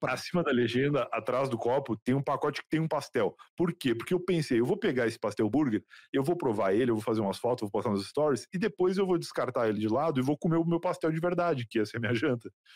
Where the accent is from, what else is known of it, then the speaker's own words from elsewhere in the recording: Rio Grande, Rio Grande do Sul, Brazil; casa que eu cresci no Rio Grande do Sul, lá em Rio Grande